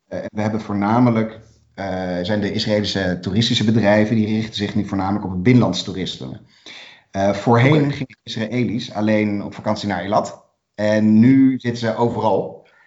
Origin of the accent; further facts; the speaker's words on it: Netherlands; wij zijn als Nederlanders